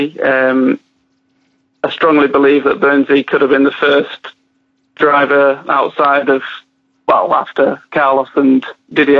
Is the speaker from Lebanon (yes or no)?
no; Harrogate, Yorkshire and the Humber, United Kingdom; my hometown of Harrogate